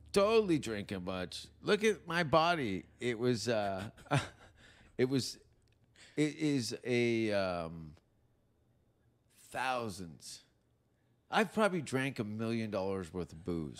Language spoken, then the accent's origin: English; Hamilton, Ontario, Canada; accent: Canadian; moved away; my hometown is in between Niagara Falls and Toronto